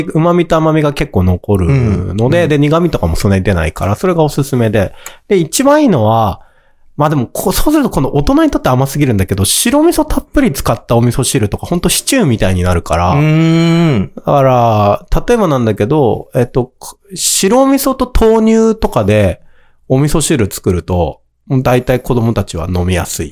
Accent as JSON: {"language": "Japanese", "region": "Kanto", "country": "Japan", "tie": "born or raised there", "said": "僕もやっぱり関東の生まれなので、東海の生まれじゃない"}